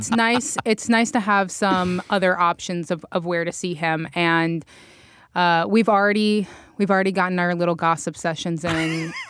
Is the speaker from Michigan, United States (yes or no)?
no; Atlanta, Georgia, United States; moved away as an adult; also born or lived in Asheville, North Carolina / Aiken, South Carolina / Greenville, South Carolina; now in South Carolina, United States; So I grew up in Atlanta, Georgia. I went to school in Asheville, North Carolina.